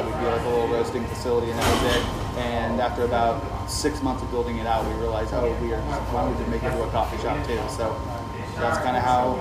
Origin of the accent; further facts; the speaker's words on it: Temple, Texas, United States; also born or lived in Lubbock, Texas / Austin, Texas; now in San Antonio, United States; I was born in Temple, Texas